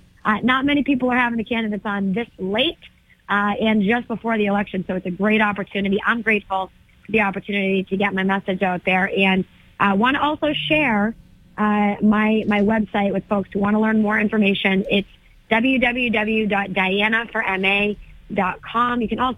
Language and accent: English; Methuen, Massachusetts, United States; also born or lived in Lawrence, Massachusetts; I come from a working class family. I grew up in Methuen. I grew up in Lawrence. I was raised by a single mom.